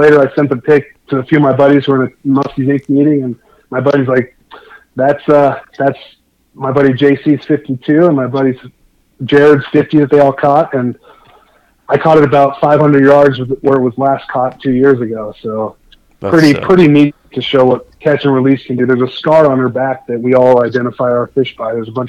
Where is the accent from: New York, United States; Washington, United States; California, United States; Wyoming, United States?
Wyoming, United States; I grew up hunting in Wyoming, but Utah is pretty hardcore.